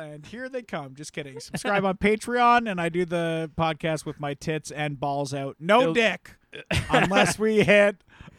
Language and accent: English; the South, United States; I'm from the South, so.